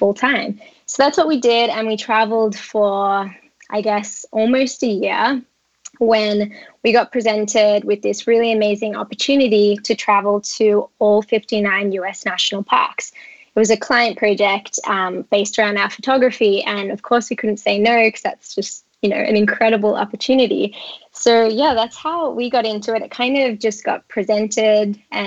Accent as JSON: {"language": "English", "country": "Australia", "also_born_or_lived": "Colorado, United States", "moved": "as an adult", "lives_now": "United States", "said": "I'm actually Australian, and I moved to the US 5 years ago"}